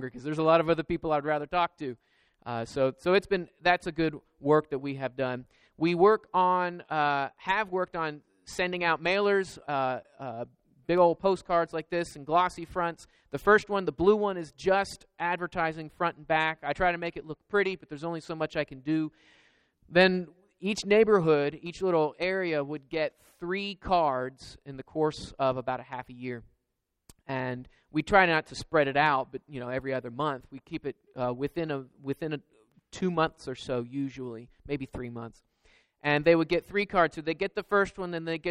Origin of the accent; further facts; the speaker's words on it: Georgia, United States; moved away; also born or lived in Florida / Kentucky; I grew up in Georgia and I was in Florida and Kentucky